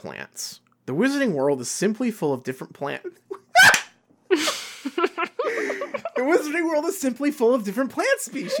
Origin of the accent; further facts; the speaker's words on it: Australia; As an Australian, I know that many of us would kill for a relatively instant connection to wizarding locations around the world.